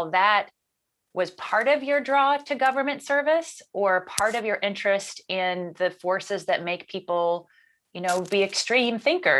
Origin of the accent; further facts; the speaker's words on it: Mobile, Alabama, United States; I grew up in Mobile, Alabama, and it was so much cultural Christianity.